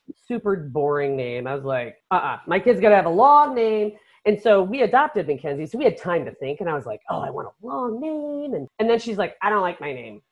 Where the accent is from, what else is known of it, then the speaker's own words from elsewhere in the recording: Chicago, Illinois, United States; we grew up in Chicago, and our house was built in 1910